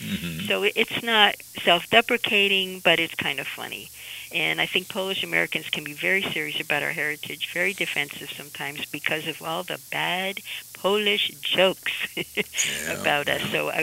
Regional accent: Amsterdam, North Holland, Netherlands; So, growing up in Amsterdam in the 1950s was a very safe place for me, but there wasn't a lot of diversity

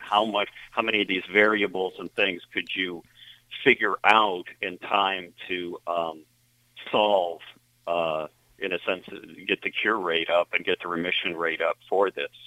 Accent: Lockport, New York, United States; also born or lived in Philadelphia; Lockport's my hometown

